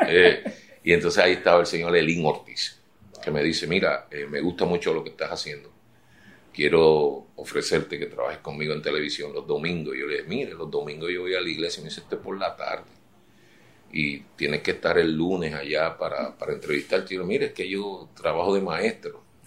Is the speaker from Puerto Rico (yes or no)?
yes; San Juan, Puerto Rico; me crié en Puerta de Tierra frente al, taller de arte del pintor Juan Rosado